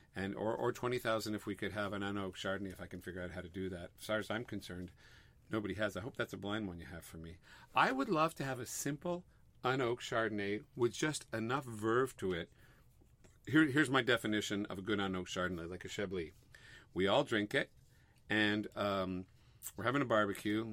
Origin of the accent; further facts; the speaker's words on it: Montreal, Quebec, Canada; moved away; We're from Montreal, and you know, there's our parents, everybody's in Montreal